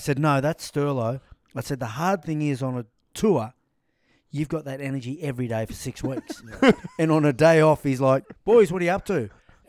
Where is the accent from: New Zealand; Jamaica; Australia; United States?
Australia; Queanbeyan, New South Wales; I'm from Queanbeyan.